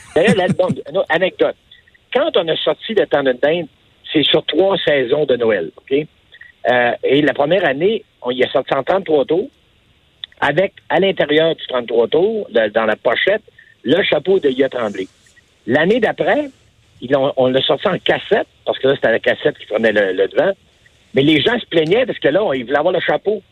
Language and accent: French; Quebec, Canada; j'ai dit Québécois